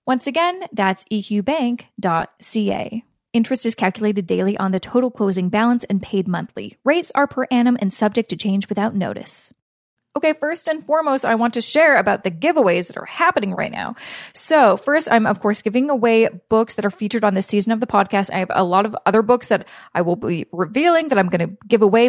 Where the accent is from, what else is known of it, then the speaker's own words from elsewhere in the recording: Vancouver, British Columbia, Canada; now in Toronto, Canada; I'm originally from Vancouver, which is similar to Portland